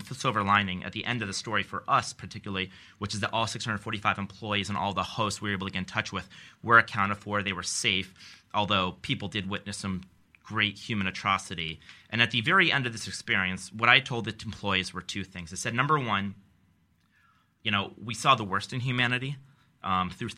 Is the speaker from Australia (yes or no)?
no; Albany, New York, United States; growing up, my parents are social workers. So the first time I was ever on an airplane, I went to St. Louis, and I thought that was like going to a foreign country. And I was from Albany, New York